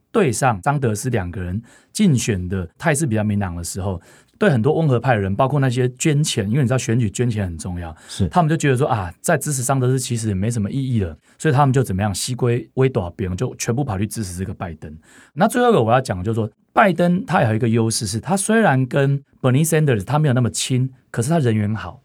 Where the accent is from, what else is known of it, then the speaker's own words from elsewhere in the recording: Taiwan; 我们台湾人